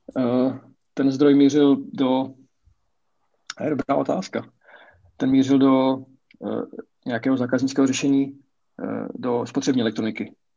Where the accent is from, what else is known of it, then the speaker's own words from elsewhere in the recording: Brno, South Moravian Region, Czechia; já jsem z Brna, bydlím v Brně.